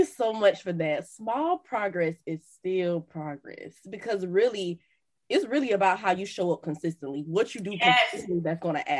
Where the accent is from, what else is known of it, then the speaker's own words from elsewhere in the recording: Miami, Florida, United States; So like you said, I'm from Miami. Miami is flashy.